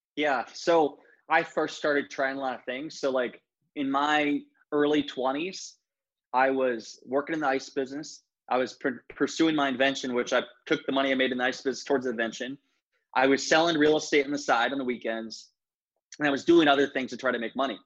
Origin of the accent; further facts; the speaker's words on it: Northeast Iowa, United States; moved away as an adult; now in Edina, United States; I grew up in Northeast Iowa